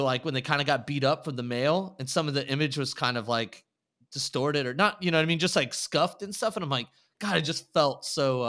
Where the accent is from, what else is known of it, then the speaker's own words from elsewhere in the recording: Texas, United States; I grew up in Texas